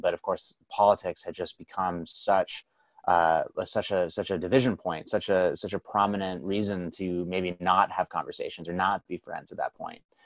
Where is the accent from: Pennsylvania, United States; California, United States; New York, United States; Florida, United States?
California, United States; the Bay Area; I grew up in the Bay Area